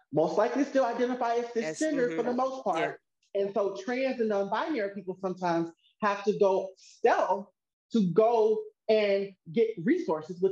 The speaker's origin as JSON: {"language": "English", "region": "Mississippi", "country": "United States", "tie": "born or raised there", "moved": "yes", "lives_now": "California, United States", "said": "growing up in Mississippi"}